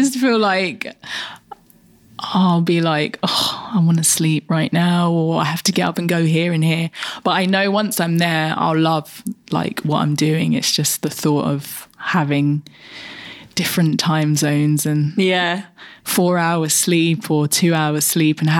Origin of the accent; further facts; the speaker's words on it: London, United Kingdom; I'm through and through East London